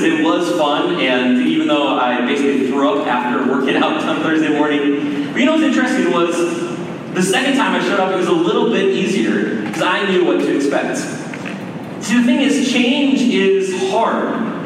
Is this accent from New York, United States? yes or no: no; Maple Grove, Minnesota, United States; moved away as an adult; also born or lived in Colorado / Wisconsin; I grew up here in Maple Grove